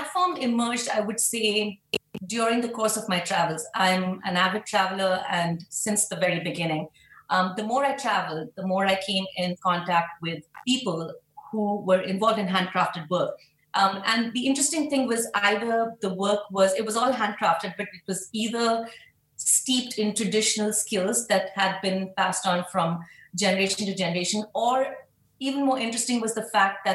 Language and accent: English; Mumbai, Maharashtra, India; moved away as an adult; now in New York City, United States; I was born and brought up in Mumbai, India, and I've been in New York City for the past 14 years.